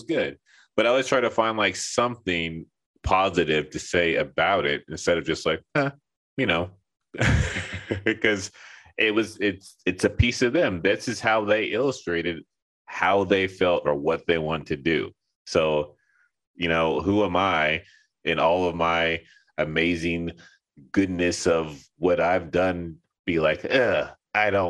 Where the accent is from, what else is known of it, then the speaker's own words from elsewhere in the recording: Los Angeles, California, United States; moved away as an adult; also born or lived in Texas; now in Linden, New Jersey, United States; I was homeschooled my whole life, and I grew up in Los Angeles